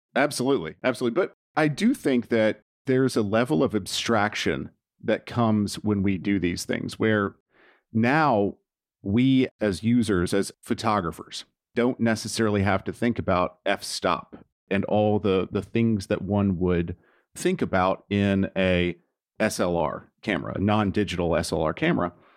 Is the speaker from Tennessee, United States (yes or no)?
yes; Nashville, Tennessee, United States; 'cause I'm from Nashville